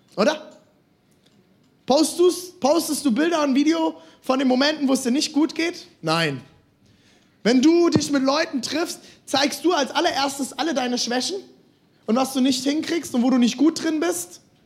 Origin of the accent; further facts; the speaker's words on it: Germany; ich komme aus der Karnevalsregion